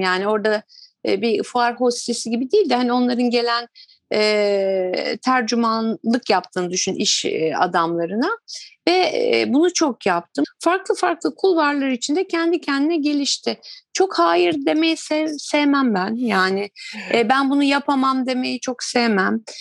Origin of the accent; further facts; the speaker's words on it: Turkey; biz Türkler